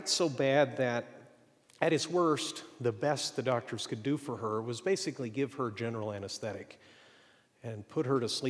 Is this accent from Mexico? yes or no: yes; Mexico; I grew up in Mexico, and we're not entirely sure what happened there, but probably what happened is for a few years we lived in a city that was toxic.